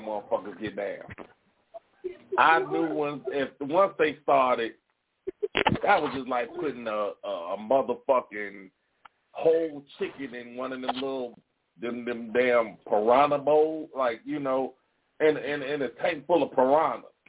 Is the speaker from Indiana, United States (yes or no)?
yes; Gary, Indiana, United States; But I did grow up in Concord